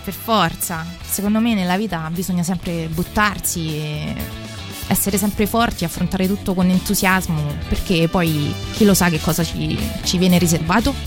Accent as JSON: {"language": "Italian", "town": "Palestrina", "region": "Lazio", "country": "Italy", "tie": "born or raised there", "said": "il mio paese di origine che è Palestrina che si trova sempre in provincia di Roma"}